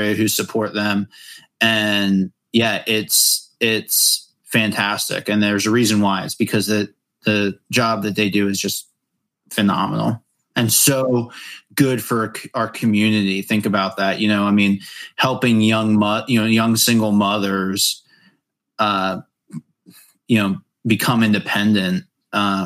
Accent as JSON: {"language": "English", "town": "Lancaster", "region": "Pennsylvania", "country": "United States", "tie": "born or raised there", "said": "growing up here, I never felt the need to ride in a horse and buggy"}